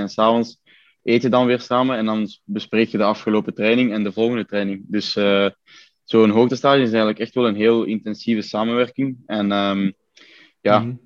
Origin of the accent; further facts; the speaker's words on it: Belgium; bij ons op de Scheestraat, waar, ons, allee, waar mijn ouderlijk huis staat